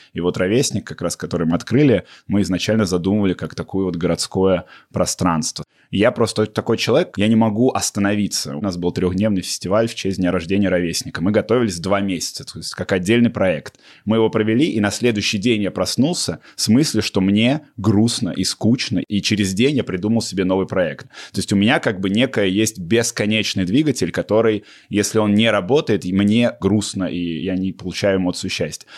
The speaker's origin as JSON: {"language": "Russian", "country": "Russia", "also_born_or_lived": "Toronto, Canada", "moved": "as an adult", "said": "я из России, я жил еще в Торонто"}